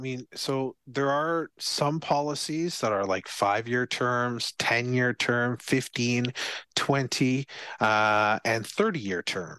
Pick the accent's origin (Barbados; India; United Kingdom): Barbados; Yeah, I skated before, but very, very little before, because I came from Barbados.